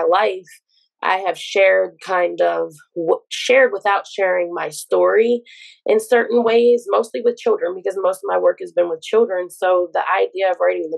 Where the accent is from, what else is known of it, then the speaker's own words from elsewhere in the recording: Baltimore, Maryland, United States; I am from Baltimore, Maryland.